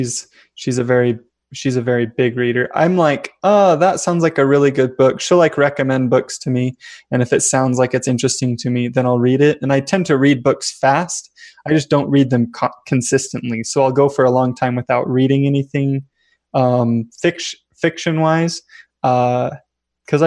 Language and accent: English; Vernal, Utah, United States; I'm from Vernal, Utah. It's like rural Utah